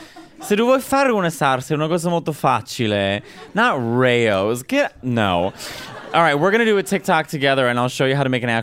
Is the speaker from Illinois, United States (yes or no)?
yes; Chicago, Illinois, United States; now in New York, United States; Like, I'm from Chicago. So when I first moved to New York, I'm like, Midwest.